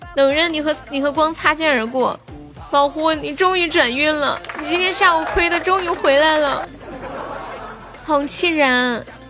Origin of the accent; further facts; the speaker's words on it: Nanchong, Sichuan, China; accent: Nanchong Sichuanese; 我是南充的四川话